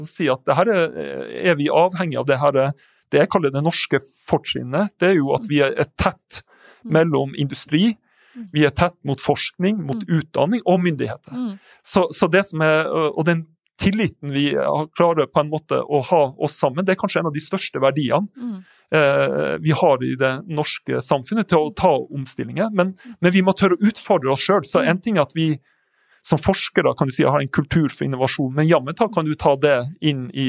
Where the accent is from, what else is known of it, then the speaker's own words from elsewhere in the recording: Northern Norway, Norway; jeg kommer jo fra Nord-Norge. Og, og, og, eh, jeg vokste opp på mange ulike plasser faktisk i Nord-Norge. Pappa var lærer der.